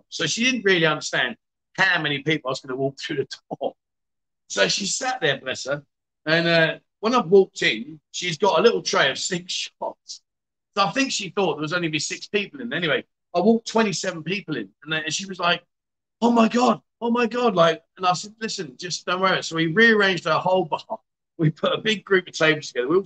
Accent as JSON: {"language": "English", "region": "Khon Kaen", "country": "Thailand", "said": "I'm in the middle of talking. I'm from Khon Kaen. I'm from Khon Kaen."}